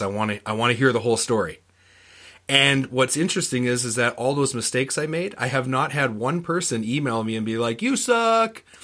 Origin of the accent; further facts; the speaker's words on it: Canada; I'm from Canada